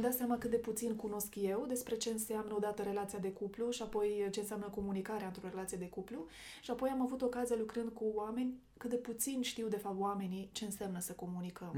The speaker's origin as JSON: {"language": "Romanian", "country": "Romania", "said": "toți suntem români"}